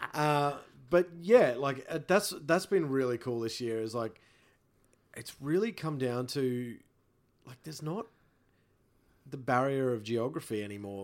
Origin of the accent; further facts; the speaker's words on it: Rockhampton, Queensland, Australia; moved away; I'm from Rockhampton. I go home to my family in Rockhampton